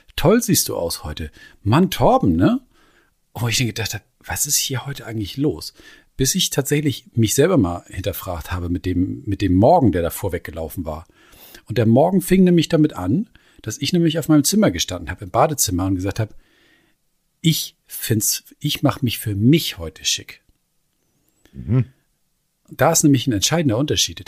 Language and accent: German; Schleswig-Holstein, Germany; bei uns in Schleswig-Holstein